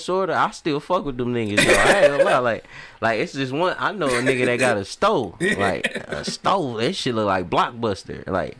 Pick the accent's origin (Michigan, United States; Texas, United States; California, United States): Michigan, United States; Detroit; also born or lived in Oak Park; I'm coming from Detroit, like, where shit just simple.